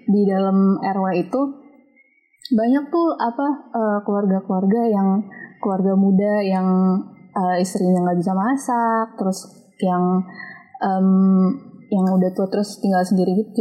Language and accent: Indonesian; Bekasi, West Java, Indonesia; Gue dari Bekasi.